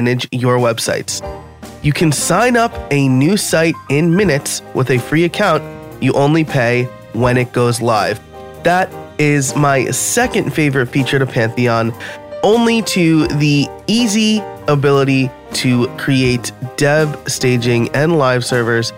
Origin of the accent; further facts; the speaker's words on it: Middletown, New York, United States; now in Pennsylvania, United States; I'm from New York originally